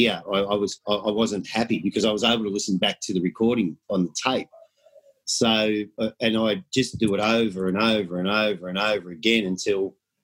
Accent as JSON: {"language": "English", "town": "Melbourne", "region": "Victoria", "country": "Australia", "tie": "born or raised there", "said": "I'm about as Aussie as you'll get. I go back probably 3 generations of born and bred in Melbourne, Victoria"}